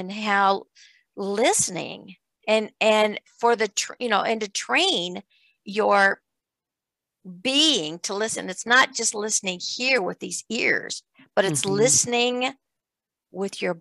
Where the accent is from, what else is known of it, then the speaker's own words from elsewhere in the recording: Iowa, United States; growing up in Iowa on a farm, there wasn't a whole lot of anything out there.